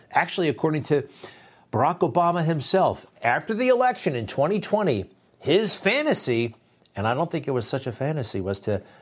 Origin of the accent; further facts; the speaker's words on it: New York City, New York, United States; in New York City, my hometown